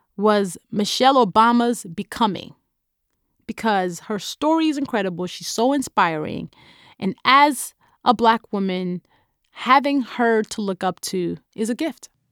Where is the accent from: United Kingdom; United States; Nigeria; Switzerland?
Nigeria; accent: Nigerian; my Nigerian accent